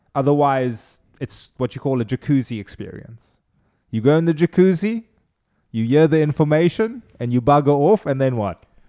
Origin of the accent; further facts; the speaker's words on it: Cape Town, Western Cape, South Africa; first language Afrikaans; English is a second language; moved away as an adult; now in Charleston, United States; I'm originally from Cape Town, South Africa.